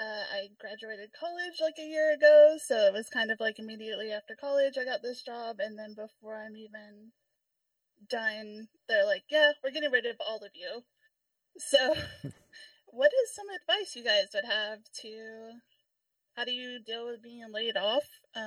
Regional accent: Texas, United States; I'm from Texas.

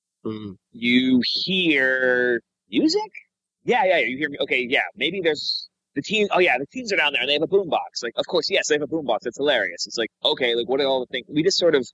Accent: Wyoming, United States; moved away as an adult; growing up in Wyoming and like going out into the wilderness

